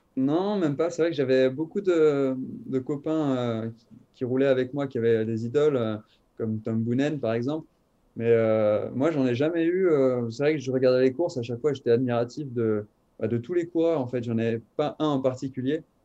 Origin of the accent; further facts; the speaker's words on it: Thonon-les-Bains, Auvergne-Rhône-Alpes, France; also born or lived in Lyon; quand j'ai déménagé de Lyon jusqu'à Tonon-les-Bains, où, mon père, en fait, il connaissait quelqu'un qui, qui tenait l'école de vélo de Tonon-les-Bains. Et donc, euh, on s'est inscrit, euh, mon frère et moi, mais moi, j'avais peut-être 4 ans